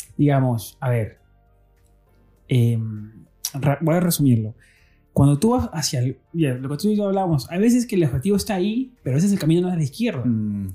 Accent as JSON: {"language": "Spanish", "country": "Peru", "said": "siendo peruano"}